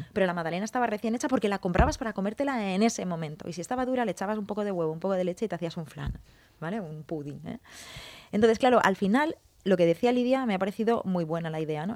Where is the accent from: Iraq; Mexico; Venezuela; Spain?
Spain; Valencian Community; somos valencianos